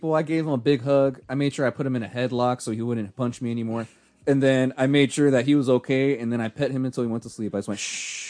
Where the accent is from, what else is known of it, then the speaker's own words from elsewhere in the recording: San Jose, California, United States; hey, I'm a Southside kid. You know, I'm the only one that's got to represent.